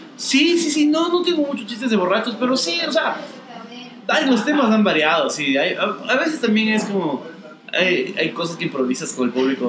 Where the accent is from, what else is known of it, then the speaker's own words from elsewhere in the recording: Quito, Pichincha, Ecuador; soy bien quiteño, creo yo. O sea. Soy un tipo que ha vivido casi toda su vida en Quito